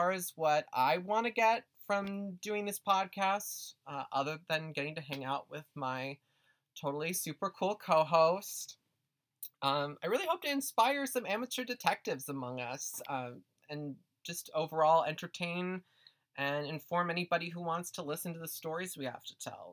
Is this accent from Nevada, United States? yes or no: no; Twin Cities, Minnesota, United States; I grew up just outside the Twin Cities here in Minneapolis and St. Paul